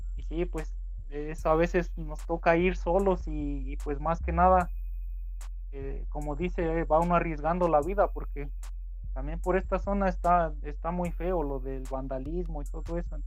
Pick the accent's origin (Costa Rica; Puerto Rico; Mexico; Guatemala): Mexico; Puebla; aquí donde soy es un pueblo pequeñito